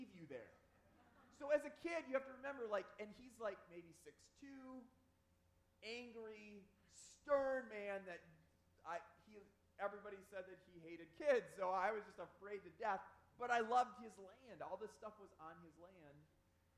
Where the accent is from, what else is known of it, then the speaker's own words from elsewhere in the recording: Upper Peninsula of Michigan, United States; moved away; also born or lived in Cancer Alley, Louisiana; I grew up in the Upper Peninsula of Michigan